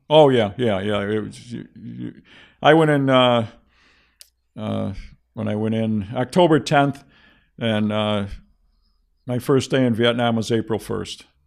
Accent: Buffalo, New York, United States; I'm from, I was from Seneca Street

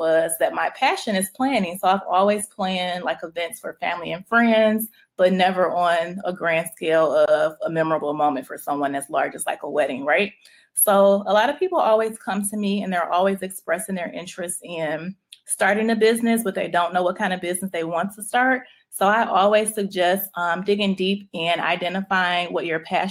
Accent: Detroit, Michigan, United States; moved away as an adult; also born or lived in Chicago; now in Atlanta, United States; I am born and raised in Detroit

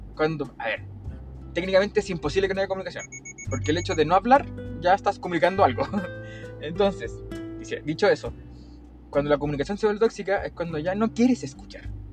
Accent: Chile; tengo trancas, como cualquier chileno

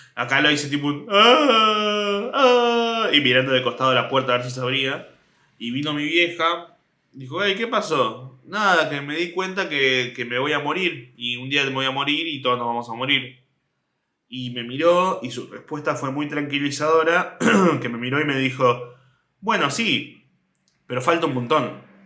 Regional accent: Mar del Plata, Buenos Aires Province, Argentina; cuando yo tenía tres años, nos mudamos. sí, sí, nos mudamos de, de Capital Federal a Mar del Plata

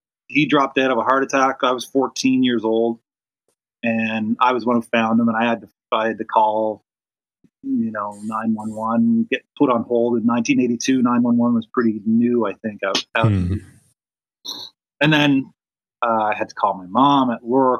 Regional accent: Dartmouth, Nova Scotia, Canada; also born or lived in Ottawa, Ontario; We moved to Dartmouth, Nova Scotia in 1977 or something

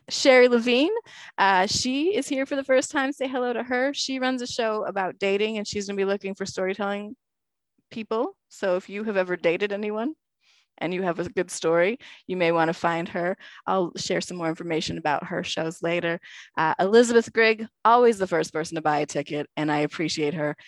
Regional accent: Canada; I am very Canadian. I'm like deep north.

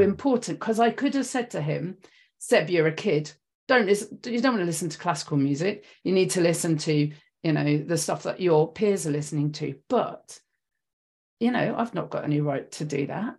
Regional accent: London, United Kingdom; I'm from West London

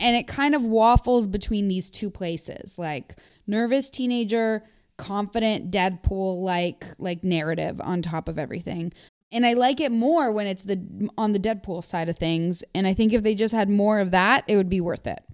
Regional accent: Canada; I grew up in Canada where we use the metric system

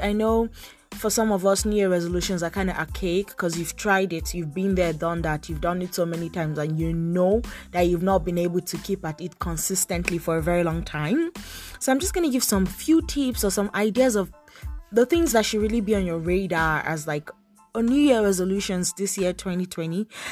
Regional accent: Nigeria; now in Toronto, Canada; I'm a Nigerian faith and lifestyle blogger based in Toronto, Canada

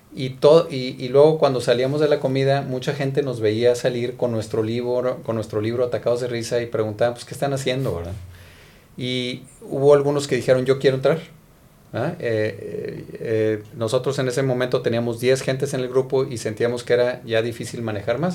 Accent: Monterrey, Nuevo León, Mexico; soy originario de Monterrey

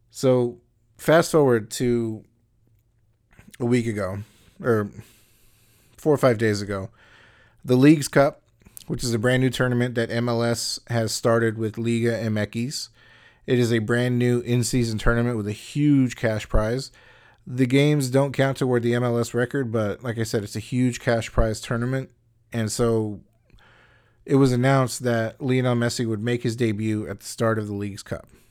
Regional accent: United States; as an American

